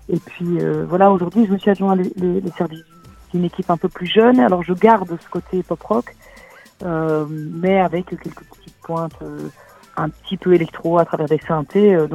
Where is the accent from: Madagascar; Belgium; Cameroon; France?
Belgium; Brussels, Brussels-Capital Region; je viens de Bruxelles, hein, je suis à Bruxelles